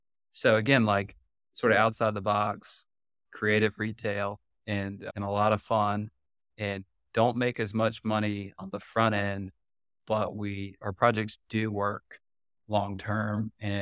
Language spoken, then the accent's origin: English; Raleigh, North Carolina, United States; I'm from Raleigh, really care about Raleigh.